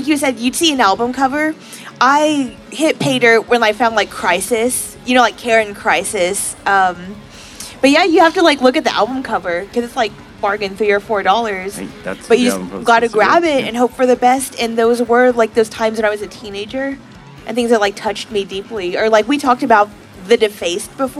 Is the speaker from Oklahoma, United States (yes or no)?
yes; Oklahoma, United States; now in Austin, United States; I'm from Oklahoma